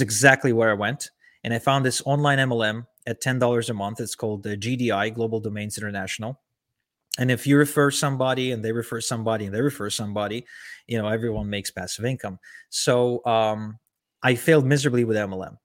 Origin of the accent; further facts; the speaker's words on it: Ukraine; moved away; also born or lived in Israel; I was born and raised in Ukraine